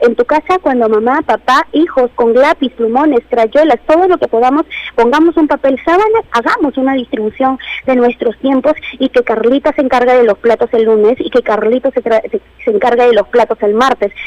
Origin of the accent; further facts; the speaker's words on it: Peru; nosotros como peruanos